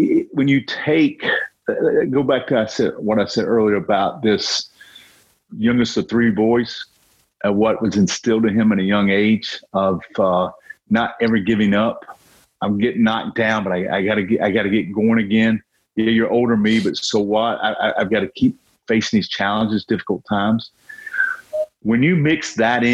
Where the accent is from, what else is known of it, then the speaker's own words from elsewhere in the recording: North Carolina, United States; growing up in North Carolina